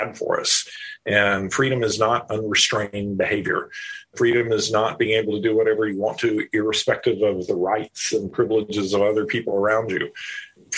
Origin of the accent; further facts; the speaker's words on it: the South, United States; the religious culture that I grew up in the South, in a very conservative place